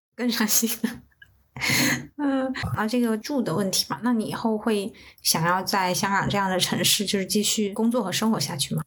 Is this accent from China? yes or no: yes; southern China, China; now in Guangzhou, China; 我也是南方人